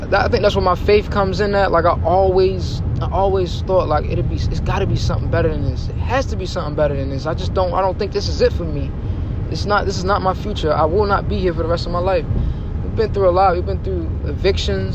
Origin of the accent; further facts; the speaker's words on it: Baltimore, Maryland, United States; I'm from Baltimore, Maryland. The heart of the city, the tough grit city. I've seen a lot growing up.